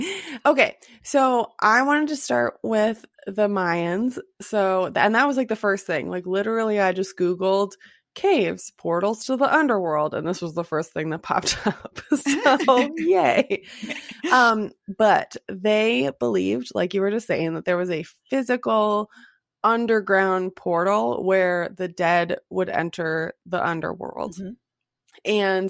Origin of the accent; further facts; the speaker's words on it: United States; We are Americans.